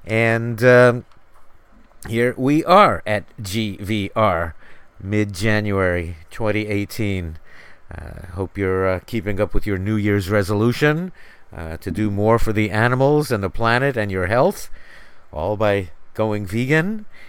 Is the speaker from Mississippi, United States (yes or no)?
no; New York City, New York, United States; growing up in New York City, in Manhattan, in the Bronx. It was all about the Yankees in the spring and summer, and the New York Giants in the fall and winter.